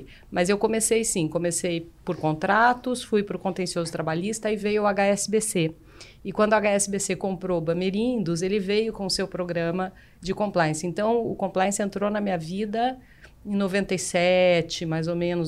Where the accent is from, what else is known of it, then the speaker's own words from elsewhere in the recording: Paraná, Brazil; eu sou paranaense